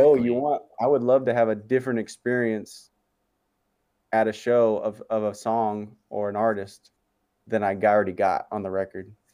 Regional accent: Barstow, California, United States; I grew up in Barstow. I still live here

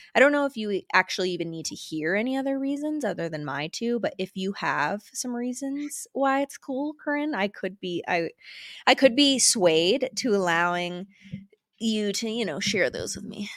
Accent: Florida, United States; now in Jackson Hole, United States; I am from Florida, which you all know this by now, and moved out to Jackson Hole

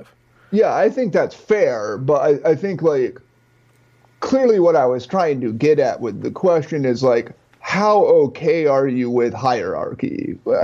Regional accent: Midwest, United States; I grew up in the Midwest.

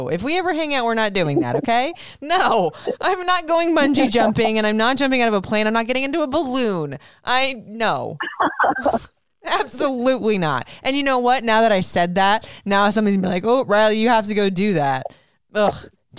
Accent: Puerto Rico; but we went to Puerto Rico last summer, being completely out of the comfort zone. I mean, it was my home country

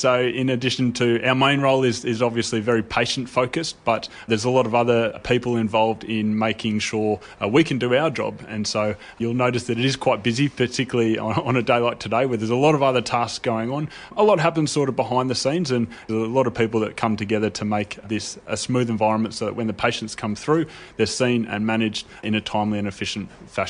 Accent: Sydney, New South Wales, Australia; moved away as an adult; now in Darwin, Australia; I was originally from Sydney before moving up to Darwin, and I went through University of Sydney

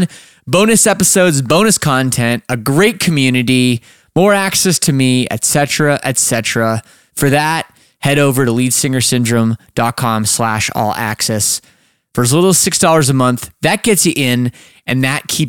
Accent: Toronto, Ontario, Canada; moved away as an adult; now in Windsor, Canada; I'm from Toronto area. Like grew up in the suburbs, lived downtown for a long time

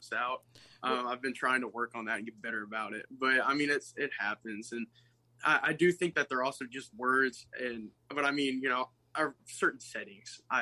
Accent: Bowling Green, Kentucky, United States; born or raised there

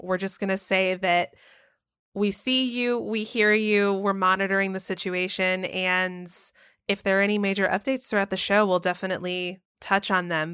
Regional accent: the South, United States; moved away; I grew up in the South where it was, like, taboo to say that you were an atheist

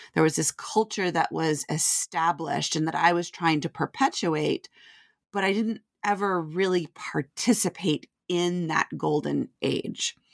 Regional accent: Vermont, United States; moved away as an adult; also born or lived in Nashville, Tennessee; I grew up in Vermont

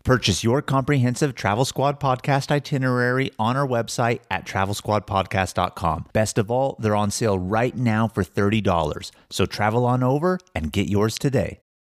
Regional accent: Sacramento, California, United States; we grew up in Sacramento

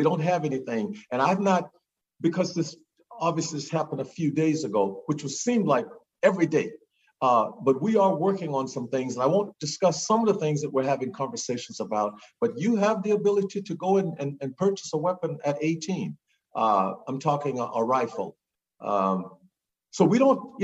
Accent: Natchitoches Parish, Louisiana, United States; also born or lived in Shreveport, Louisiana; I was born in Shreveport, but I lived in Natchitoches Parish.

